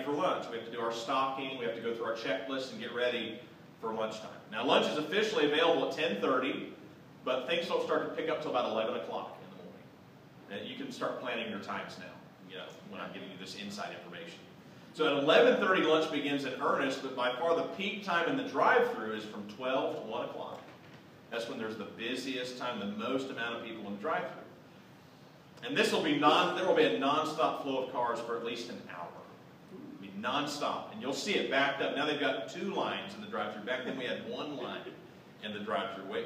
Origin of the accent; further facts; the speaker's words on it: Southwest Ohio, United States; I grew up in Southwest Ohio